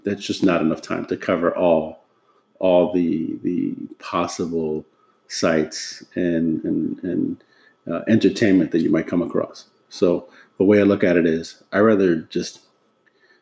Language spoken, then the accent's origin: English; New York City, New York, United States; moved away as an adult; now in Washington, D.C., United States; back home in my hometown of New York City